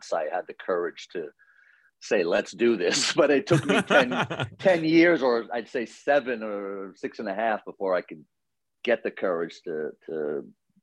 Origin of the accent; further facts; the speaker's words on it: New York City, New York, United States; I grew up in Queens